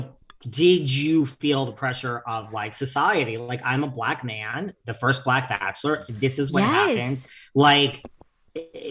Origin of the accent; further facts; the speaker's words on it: New York, United States; I'm a single jaded New Yorker